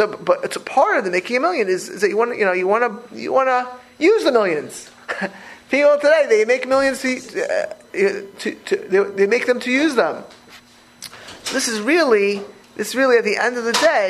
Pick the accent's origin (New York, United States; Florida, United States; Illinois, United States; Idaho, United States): Florida, United States; Miami Beach; I grew up in Miami Beach